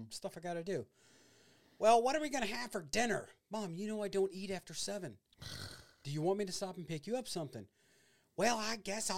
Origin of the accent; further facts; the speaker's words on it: Illinois, United States; moved away; growing up in Illinois